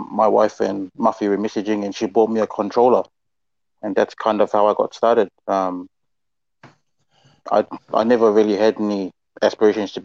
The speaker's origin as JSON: {"language": "English", "town": "Papakura", "region": "Auckland", "country": "New Zealand", "tie": "born or raised there", "said": "I grew up in Papakura"}